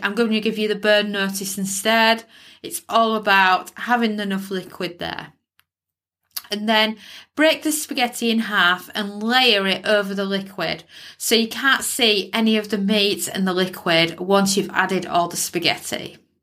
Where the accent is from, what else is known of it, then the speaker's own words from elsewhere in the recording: United Kingdom; as a Brit